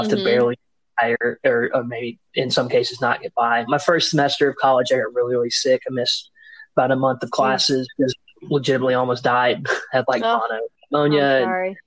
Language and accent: English; Nashville, Tennessee, United States; also born or lived in Franklin, Tennessee / Bowling Green, Kentucky; I'm from Nashville, Tennessee. Actually, from here. I was born and raised. I was born about 20 minutes south of the city, and then I went to high school in a suburb called Franklin